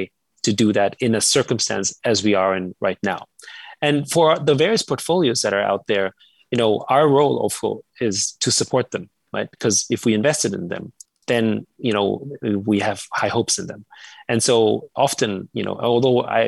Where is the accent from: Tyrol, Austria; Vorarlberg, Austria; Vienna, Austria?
Vienna, Austria; moved away; I grew up in Austria, in Vienna